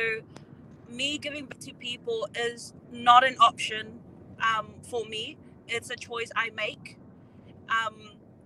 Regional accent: Auckland, New Zealand; I am from Otara, bred in the home of the Braves. Pretty much all my schooling, graduated and everything in Otara as well.

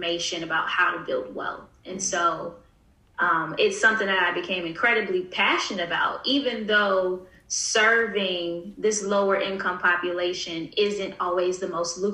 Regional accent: Newport News, Virginia, United States; born or raised there

